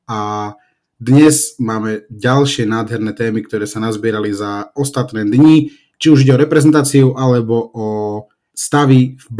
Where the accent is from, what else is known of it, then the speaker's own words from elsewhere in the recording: Slovakia; my sme Slováci